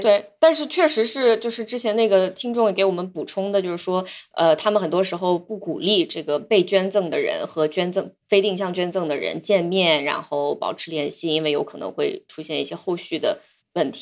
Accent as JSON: {"language": "Chinese", "country": "China", "tie": "born or raised there", "moved": "yes", "said": "我小时候虽然是在中国长大"}